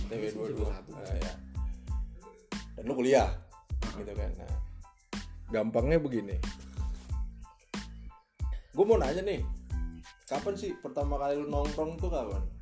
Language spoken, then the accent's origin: Indonesian; Ambon, Maluku, Indonesia; oh ya btw tempat asal gua Ambon